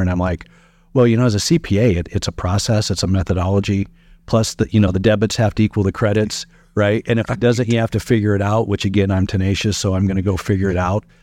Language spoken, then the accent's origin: English; Sutton, Nebraska, United States; also born or lived in Meade, Nebraska / Fremont, Nebraska / Hastings, Nebraska; my living in Sutton and calling that my hometown